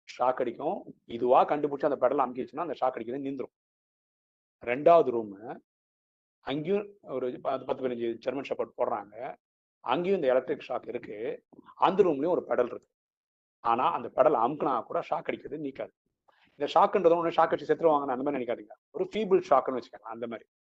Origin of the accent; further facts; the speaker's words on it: Chennai, Tamil Nadu, India; first language Malayalam; Tamil is a second language; நான் சென்னையில் தான் பிறந்து வளர்ந்தேன்